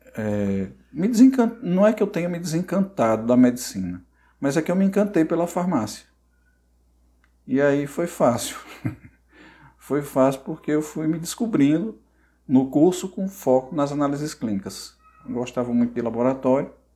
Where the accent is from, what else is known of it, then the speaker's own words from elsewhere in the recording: Barro, Ceará, Brazil; moved away as an adult; also born or lived in Cajazeiras, Paraíba; now in Paraíba, Brazil; eu nasci no Ceará, né? E aos 10 anos, eu morava na zona rural, aos 10 anos eu fui para a cidade, né? cidadezinha do interior do Ceará chamada Barro, e lá eu cursei todo o meu ensino fundamental e médio